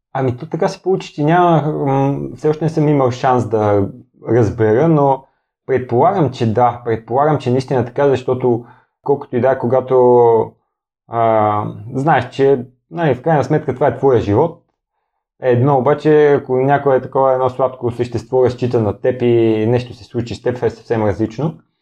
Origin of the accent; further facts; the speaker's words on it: Bulgaria; питат ме откъде си, аз казвам от България